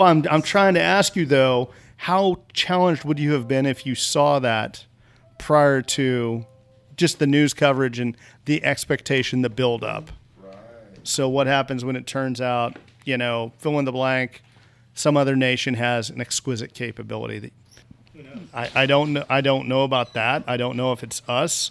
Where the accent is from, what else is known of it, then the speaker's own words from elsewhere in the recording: Kansas, United States; I'm from Kansas.